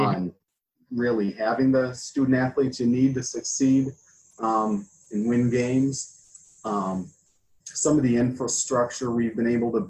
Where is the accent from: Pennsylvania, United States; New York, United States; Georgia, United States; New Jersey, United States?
New York, United States; Buffalo; moved away as an adult; also born or lived in Boston / Brooklyn; I'm from upstate New York, in the Buffalo area.